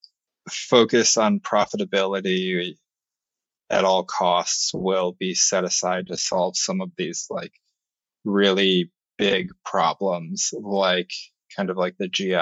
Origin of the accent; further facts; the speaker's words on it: New York, United States; as a New Yorker